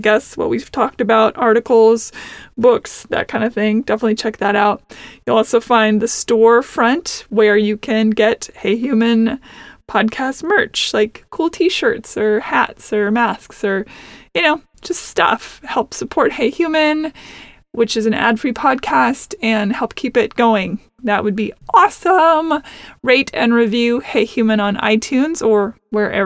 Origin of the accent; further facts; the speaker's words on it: Seattle, Washington, United States; also born or lived in Nashville; now in Los Angeles, United States; I am from originally Seattle